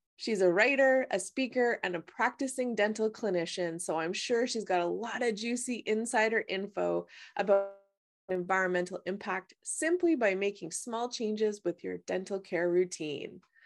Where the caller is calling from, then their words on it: British Columbia, Canada; I'm calling from British Columbia